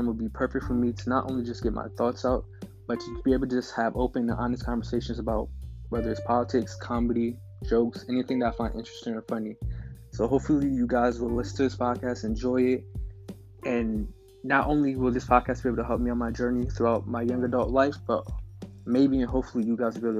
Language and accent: English; New Jersey, United States; I'm from Astonish, New Jersey. I'm 20 years old. I'm currently a college student